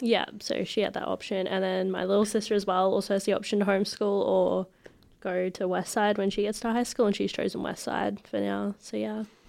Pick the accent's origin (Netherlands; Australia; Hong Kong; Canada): Australia; Ipswich, Queensland; also born or lived in Brisbane; we moved to Ipswich when I was about two, and I've just been here for the rest of my life